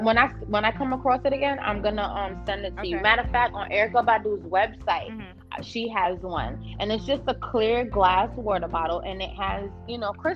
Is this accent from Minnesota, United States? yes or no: no; New York City, New York, United States; moved away as an adult; now in New Jersey, United States; the part that we were, that I'm from, that we lived in, was the South Bronx, Sedgwick Avenue.